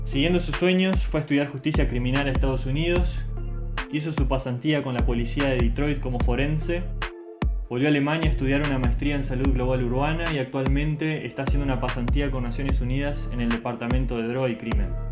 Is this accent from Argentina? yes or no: no; Uruguay; moved away